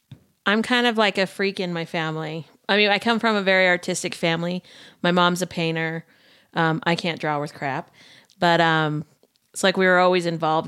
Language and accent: English; Sandy, Utah, United States; Mm-hmm. I grew up in Sandy.